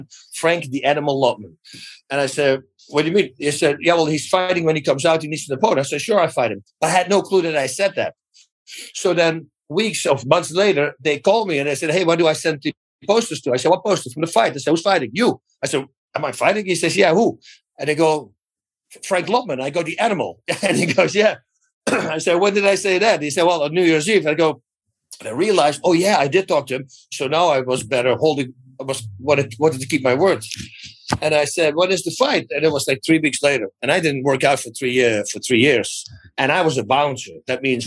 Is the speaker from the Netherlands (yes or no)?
yes; Netherlands; English is a second language; moved away as an adult; now in United States